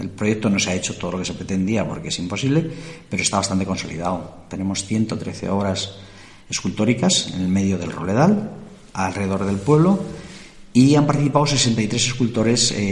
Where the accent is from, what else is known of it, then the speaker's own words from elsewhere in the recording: Puebla de la Sierra, Community of Madrid, Spain; born there; yo soy nacido en Puebla de la Sierra.